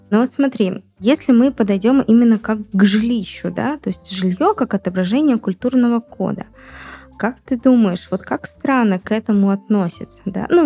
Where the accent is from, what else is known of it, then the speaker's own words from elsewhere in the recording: Urals, Russia; Слушай, ну я сама родом с Урала, так что э, вполне понимаю, что есть такие...